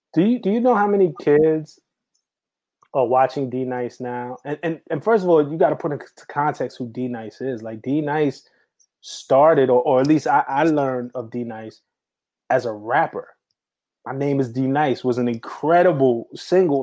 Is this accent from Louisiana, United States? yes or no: no; New York City, New York, United States; I grew up in New York City around that time